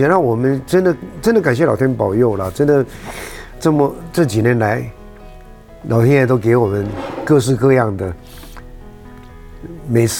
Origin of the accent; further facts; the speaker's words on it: Taiwan; 就是维持我们台湾人 的可爱的地方，就是随时愿意帮助旁边的人，随时愿意伸出援手来